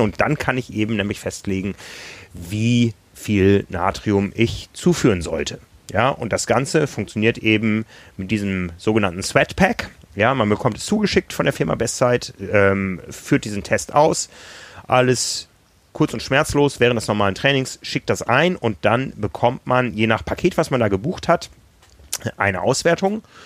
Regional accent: Germany; wir aus Deutschland

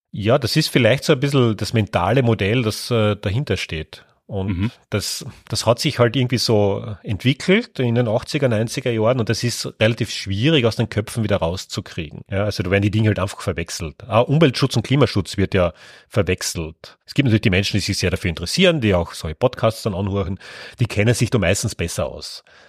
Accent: Carinthia, Austria; Ja, geboren bin ich in Kärnten. Ich bin auch dort aufgewachsen.

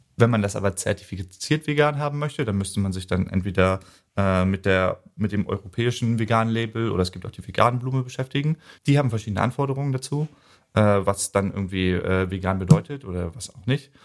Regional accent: Neubrandenburg, Mecklenburg-Vorpommern, Germany; ich stamme gebürtig aus Neubrandenburg

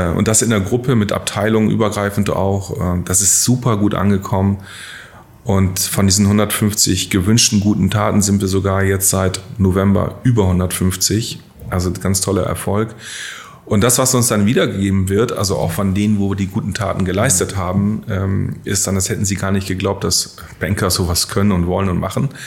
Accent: Syke, Lower Saxony, Germany; moved away as an adult; also born or lived in Lehrte; ich komme aus Sieke gebürtig. Mhm ähm, in der Nähe von Bremen, da aufgewachsen

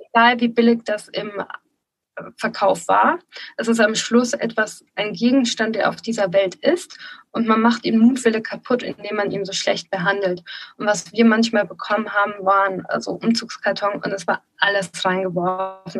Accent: Nuremberg region, Bavaria, Germany; ich komme ja auch aus der Region Nürnberg

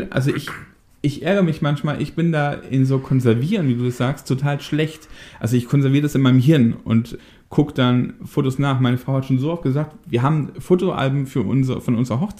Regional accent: Daaden, Rhineland-Palatinate, Germany; Wir kommen ja aus der ähnlichen Ecke, ne? Du kommst ja aus Wissen, ich komme ja aus Daden.

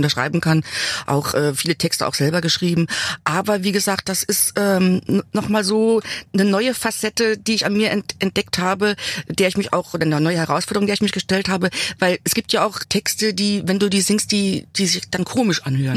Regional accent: Saarland, Germany; Also ich bin da geblieben, wo ich aufgewachsen bin. Ja. Ich habe mein Dorf nicht verlassen. Ich bin im Saarland

